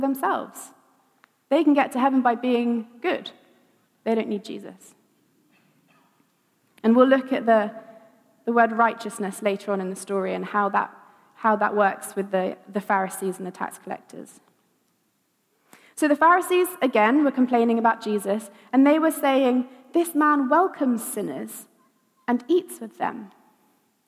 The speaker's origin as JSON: {"language": "English", "area": "Wiltshire", "region": "South West England", "country": "United Kingdom", "tie": "born or raised there", "said": "I grew up in Wiltshire, lots of fields"}